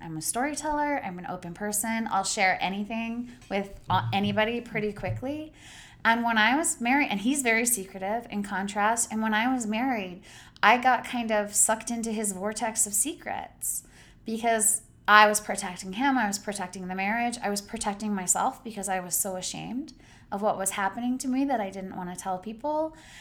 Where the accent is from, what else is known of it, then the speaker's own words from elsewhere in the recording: Idaho, United States; I grew up in Idaho, I grew up working class